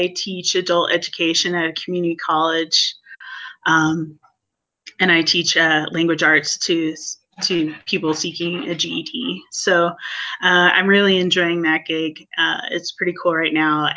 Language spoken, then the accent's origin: English; Pacific Northwest, United States; moved away; I am originally from the Pacific Northwest